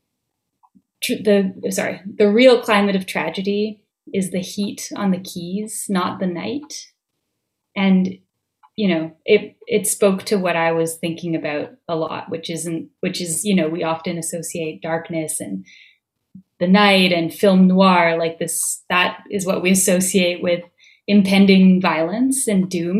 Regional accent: Vancouver, British Columbia, Canada; now in Montreal, Canada; I grew up in Vancouver.

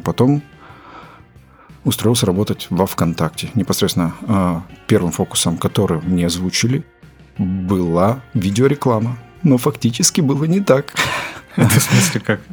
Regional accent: Belgorod, Belgorod Oblast, Russia; moved away as an adult; also born or lived in Kazakhstan; now in Moscow, Russia; Родился я в Казахстане, в какой-то момент переехал в город Белгород, отучился там э, в школе

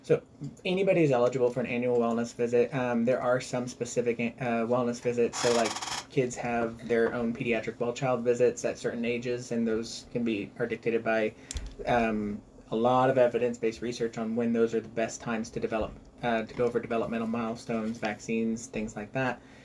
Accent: Lebanon, Missouri, United States; I actually grew up in Lebanon

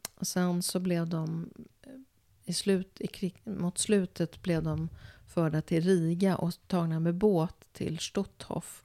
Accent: Sweden; som svensk jude

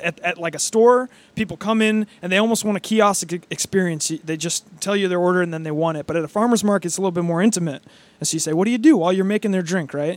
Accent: Chicago, Illinois, United States; I'm from Chicago.

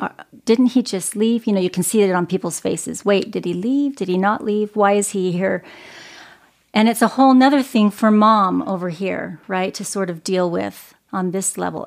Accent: Arizona, United States; I grew up in the beautiful desert of Arizona.

